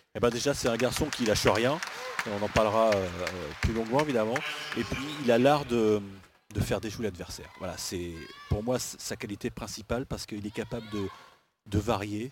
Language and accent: French; Normandy, France; je suis normand